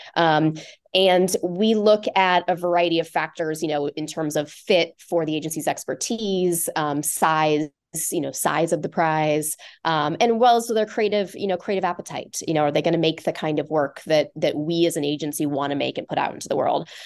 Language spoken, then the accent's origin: English; Omaha, Nebraska, United States; moved away as an adult; also born or lived in Lincoln, Nebraska; now in Chicago, United States; I grew up in Omaha